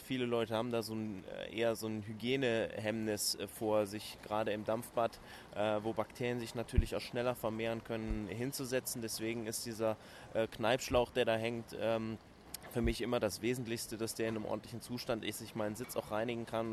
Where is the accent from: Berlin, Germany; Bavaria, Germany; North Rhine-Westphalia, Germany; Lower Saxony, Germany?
North Rhine-Westphalia, Germany; Cologne; ich bin Kölner